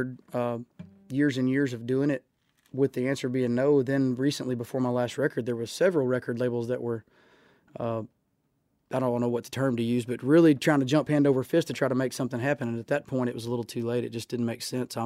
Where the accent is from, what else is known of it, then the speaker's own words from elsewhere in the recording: Sebastopol, Texas, United States; I grew up on Lake Livingston in Sebastopol, Texas, which is about 30 minutes from Huntsville